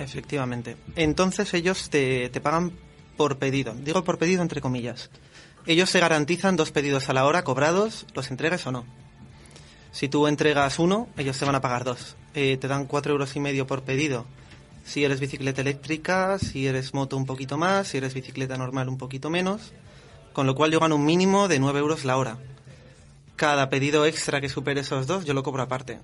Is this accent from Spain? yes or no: yes; Madrid, Community of Madrid, Spain; soy de Madrid, nací aquí, he crecido aquí